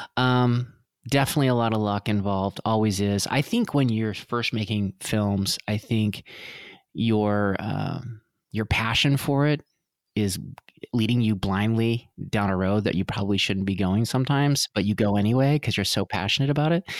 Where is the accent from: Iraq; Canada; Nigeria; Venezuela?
Canada; Vancouver, British Columbia; I grew up in Vancouver